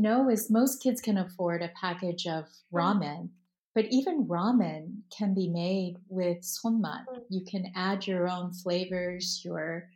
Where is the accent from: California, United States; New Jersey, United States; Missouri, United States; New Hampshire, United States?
California, United States; Palo Alto; growing up in Palo Alto, California